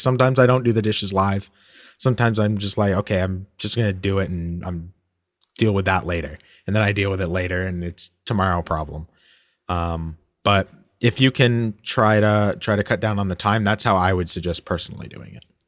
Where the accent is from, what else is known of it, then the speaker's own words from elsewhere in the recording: United States; we're American